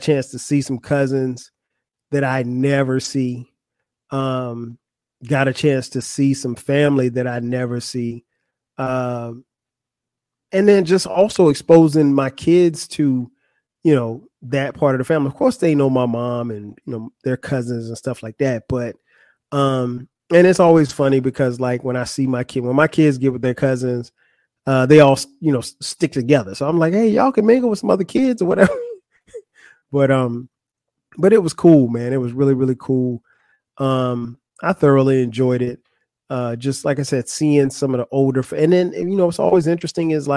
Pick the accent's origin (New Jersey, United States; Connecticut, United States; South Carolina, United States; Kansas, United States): South Carolina, United States; Florence; moved away; also born or lived in Atlanta, Georgia; Florence, South Carolina. That's my hometown. That's where I grew up